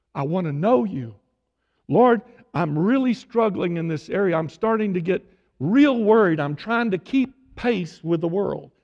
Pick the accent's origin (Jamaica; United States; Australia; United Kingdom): United States; Tyler, Texas; moved away; I was born and raised in Tyler